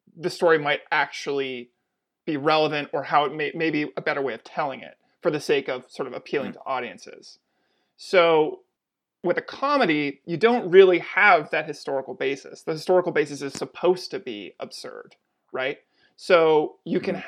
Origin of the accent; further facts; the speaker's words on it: Atlantic Canada, Canada; I'm from Atlantic Canada